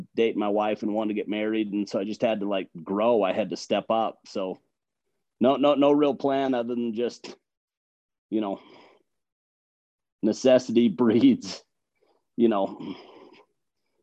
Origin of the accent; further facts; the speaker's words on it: Logan, Utah, United States; I grew up in Logan. I grew up in Cache Valley